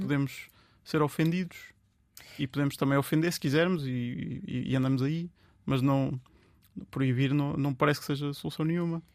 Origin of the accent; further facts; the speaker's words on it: Vieira de Leiria, Centro, Portugal; moved away; eu sou de Leiria e, e gosto muito, sou da Vieira de Leiria, gosto muito, volto lá montes de vezes